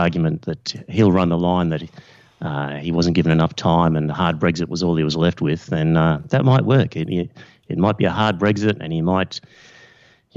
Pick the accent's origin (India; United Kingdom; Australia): Australia; being Australian